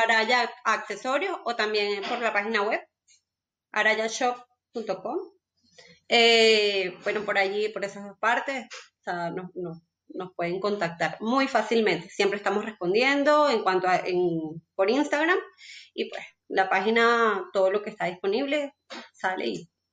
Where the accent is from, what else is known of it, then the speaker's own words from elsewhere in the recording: Venezuela; moved away as an adult; now in Colombia; yo soy venezolana y pues, como la historia de muchos de nosotros venezolanos, emigré a Colombia